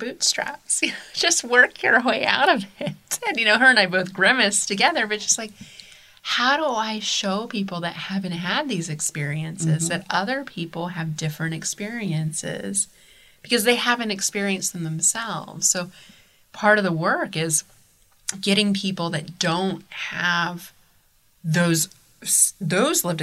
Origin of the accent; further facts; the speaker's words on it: Columbus, Ohio, United States; growing up in Columbus, Ohio